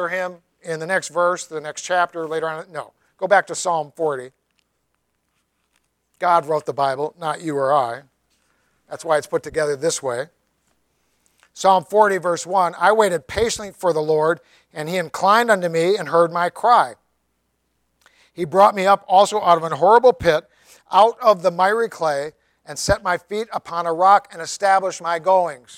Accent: Tennessee, United States; I'm from Tennessee.

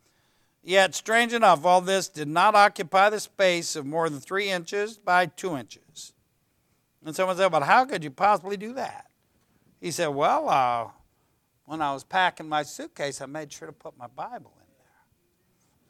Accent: United States; I love my country. You know, I know it's got a lot of problems, but I'm not ashamed to be an American

